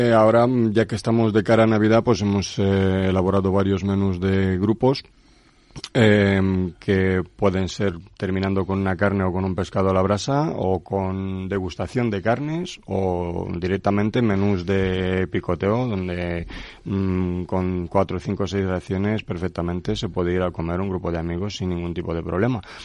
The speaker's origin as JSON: {"language": "Spanish", "town": "Craiova", "region": "Dolj", "country": "Romania", "tie": "born or raised there", "second_language": "Spanish", "moved": "as an adult", "lives_now": "Tordesillas, Spain", "said": "Yo soy de Rumanía soy de una maravillosa ciudad que se llama Craiova. Nací ahí hace 44 años y desde hace 19 años pues eh, vivo aquí en España"}